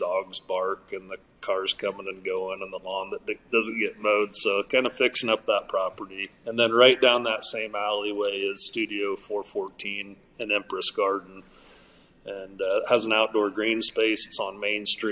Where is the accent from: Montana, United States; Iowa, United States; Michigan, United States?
Iowa, United States; Malvern; moved away as an adult; also born or lived in Arizona; I'm from Malvern, Iowa, originally from Malvern, Iowa.